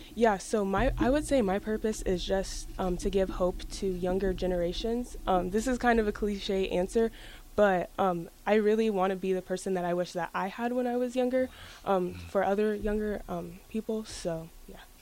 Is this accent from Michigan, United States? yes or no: no; Lincoln, Nebraska, United States; I was born here in Lincoln, and I've lived in Lincoln my whole life